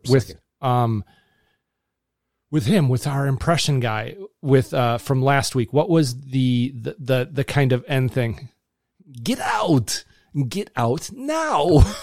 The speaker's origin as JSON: {"language": "English", "area": "Kettle Moraine", "region": "Wisconsin", "country": "United States", "tie": "born or raised there", "said": "I grew up in the Kettle Moraine Elementary School system"}